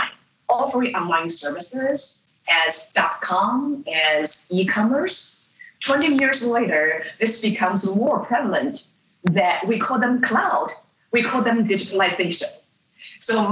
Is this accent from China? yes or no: yes; China; moved away as an adult; also born or lived in Illinois, United States; now in United States; I grew up in China and came to the United States after I finished my undergraduate and first graduate degree in philosophy